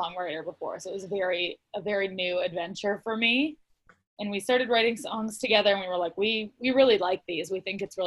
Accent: Montana, United States; I grew up in Montana, so, you know, rodeoing is a huge part of the culture I grew up in.

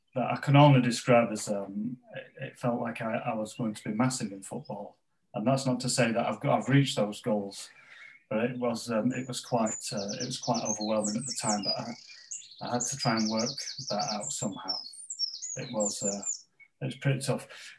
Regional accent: Pontefract, Yorkshire and the Humber, United Kingdom; where I grew up in West Yorkshire, in Pontefract in West Yorkshire, as a strong sort of mining community

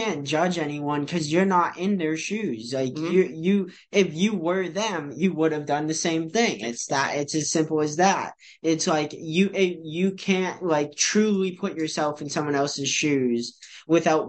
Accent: New Hampshire, United States; also born or lived in Novokuznetsk, Russia; I was fortunate enough to get adopted by a upper middle class family who happened to be from the United States, that also happened to live in a very nice area of New Hampshire

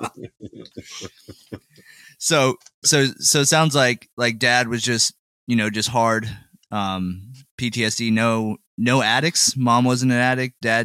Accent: Georgetown, United States; I was born in Georgetown

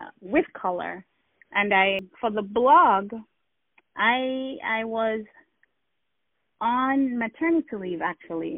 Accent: Jamaica; I'm Jamaican. I grew up in Jamaica.

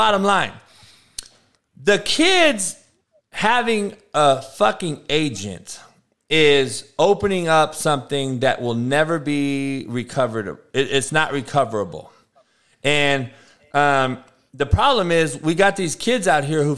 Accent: Compton, California, United States; I grew up in Compton, homie, getting shot at and getting having people die on my front lawn every day

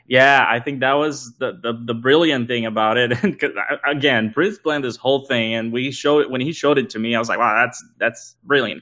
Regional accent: Brazil; moved away; I'm originally from Brazil as well.

